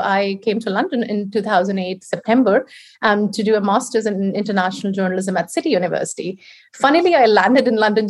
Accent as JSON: {"language": "English", "country": "India", "tie": "born or raised there", "second_language": "English", "moved": "as an adult", "lives_now": "United Kingdom", "said": "I was brought up in India. That's where I was raised."}